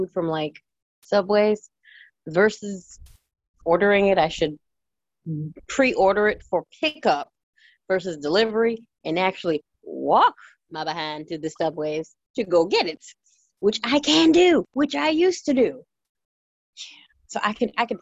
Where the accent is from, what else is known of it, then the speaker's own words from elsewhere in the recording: New York, United States; moved away; I'm still a New Yorker at heart, in the seed of my body